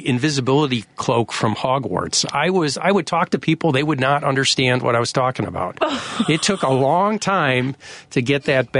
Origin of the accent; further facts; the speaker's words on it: Highland Park, Illinois, United States; now in Evanston, United States; I grew up in Highland Park.